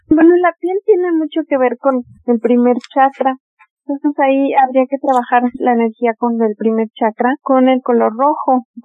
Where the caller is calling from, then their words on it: Toluca, State of Mexico, Mexico; soy de Toluca.